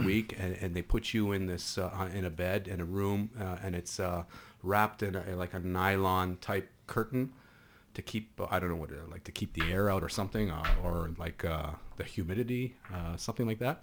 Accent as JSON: {"language": "English", "area": "near the Lebanese border", "region": "Northern District", "country": "Israel", "tie": "born or raised there", "also_born_or_lived": "Canada", "first_language": "Hebrew", "second_language": "English", "moved": "as an adult", "lives_now": "Toronto, Canada", "said": "where I grew up was right on the Lebanese border, literally three hundred meters from the Lebanese border."}